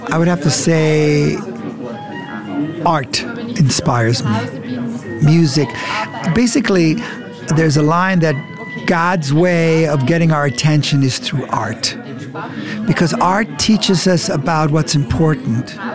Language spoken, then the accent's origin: English; Frankfurt, Hesse, Germany; first language de; English is a second language; now in United States; Now, I came to the United States. I only spoke Deutsch. I came from Frankfurt.